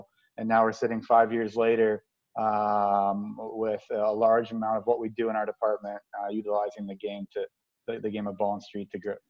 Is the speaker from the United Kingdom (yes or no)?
no; Toronto, Ontario, Canada; moved away as an adult; also born or lived in Sudbury, Ontario; now in Tampa, United States; I grew up in Toronto, went to school in Sudbury.